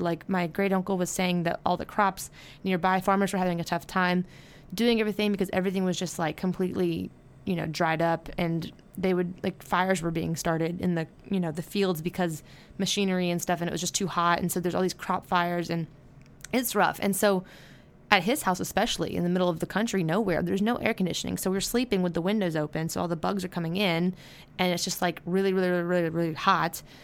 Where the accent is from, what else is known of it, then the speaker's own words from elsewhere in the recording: United States; now in Baton Rouge, United States; I'm just, like, an ignorant American